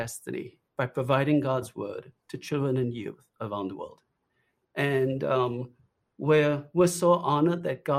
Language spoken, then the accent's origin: English; Trinidad & Tobago; accent: Trinidadian; also born or lived in South Florida, United States; now in United States; The accent you hear, by the way, is from Trinidad.